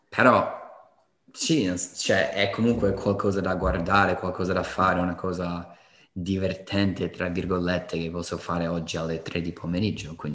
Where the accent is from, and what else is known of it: Colorado, United States; moved away